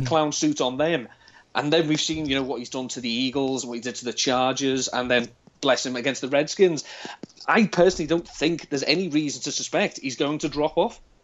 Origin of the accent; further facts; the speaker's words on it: Liverpool, North West England, United Kingdom; accent: Scouse; I'm from Liverpool, but I don't have the classic Scouse accent, as it were. But the further away from Liverpool I get, the more Scouse I sound.